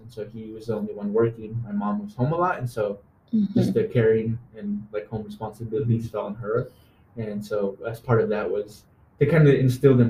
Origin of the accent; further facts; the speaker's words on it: Salem, Oregon, United States; So I was born and raised in Salem.